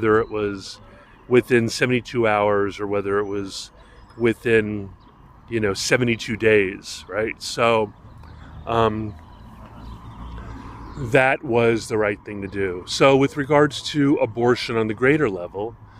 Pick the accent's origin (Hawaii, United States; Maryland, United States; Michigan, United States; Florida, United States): Hawaii, United States; as a young man growing up in Hawaii